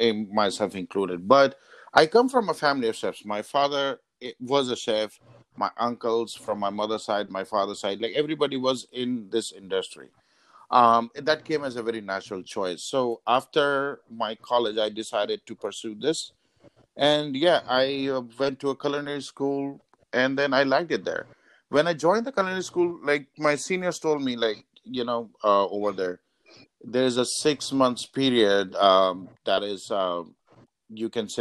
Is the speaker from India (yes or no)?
yes; India; moved away; I am Indian myself